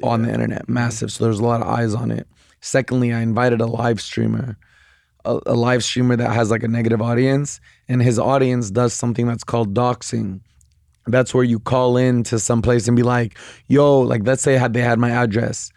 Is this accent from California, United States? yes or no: yes; Bay Area, California, United States; I'm from the Bay Area